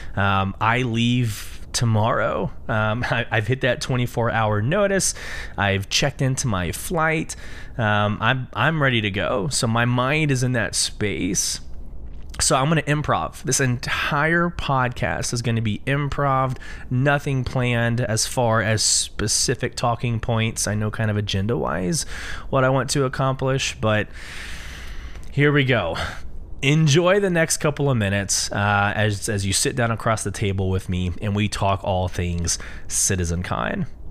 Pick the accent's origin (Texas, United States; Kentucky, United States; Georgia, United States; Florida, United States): Texas, United States; Austin; I'm from Austin, Texas.